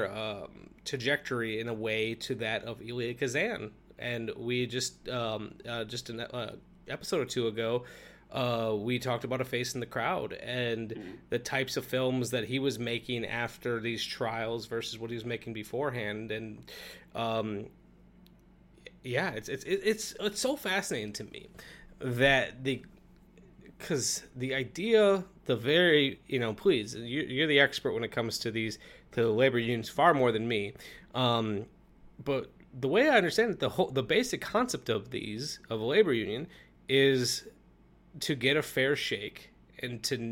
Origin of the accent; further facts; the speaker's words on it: Milwaukee, Wisconsin, United States; I grew up in Milwaukee, but which is a, it's just a working class town